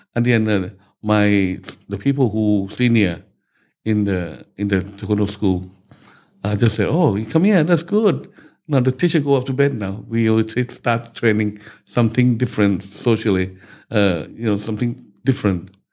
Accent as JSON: {"language": "English", "region": "Bangkok", "country": "Thailand", "tie": "born or raised there", "second_language": "English", "moved": "as an adult", "lives_now": "England", "said": "I was born in Bangkok"}